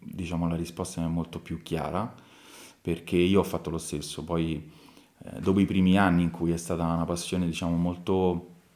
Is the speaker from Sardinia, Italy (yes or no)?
no; Tarquinia, Lazio, Italy; io ovviamente ci sono nato a Tarquinio, quindi comunque sono le mie radici, sono, sono nato e cresciuto qua